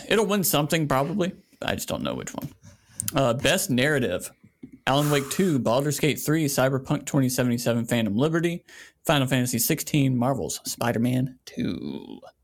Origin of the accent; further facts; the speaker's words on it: South Carolina, United States; a straight white man that born and raised in South Carolina